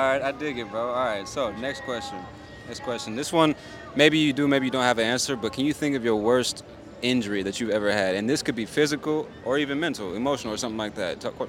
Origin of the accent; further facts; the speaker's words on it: California, United States; now in Atlanta, United States; No, I'm from California.